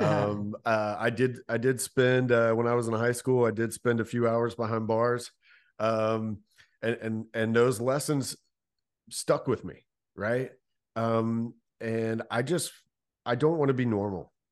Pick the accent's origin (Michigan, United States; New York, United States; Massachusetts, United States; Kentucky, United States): Kentucky, United States; Louisville; born and raised in Louisville, Kentucky